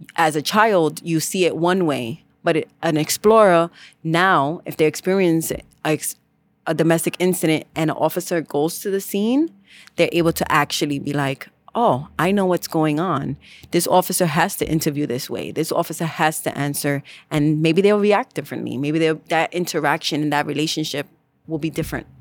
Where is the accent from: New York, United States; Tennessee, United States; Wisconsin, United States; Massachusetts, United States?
New York, United States; New York City; I am from the Bronx